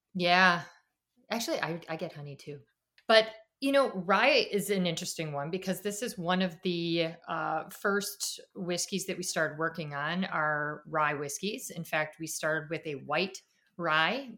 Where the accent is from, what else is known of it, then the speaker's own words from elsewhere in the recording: Chicago, Illinois, United States; moved away; also born or lived in Washington, D.C. area; I'm from Chicago